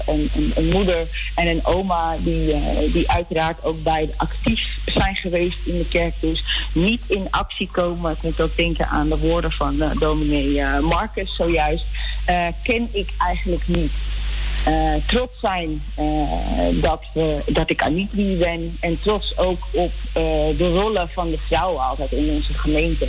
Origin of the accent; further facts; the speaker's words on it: Netherlands; also born or lived in Nickerie, Suriname / Amsterdam; ik ben in Nederland opgegroeid